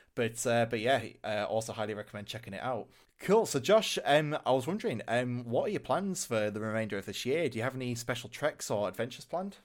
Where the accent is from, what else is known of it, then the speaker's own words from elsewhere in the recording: Hull, Yorkshire and the Humber, United Kingdom; my hometown, uh, Hull in the city centre.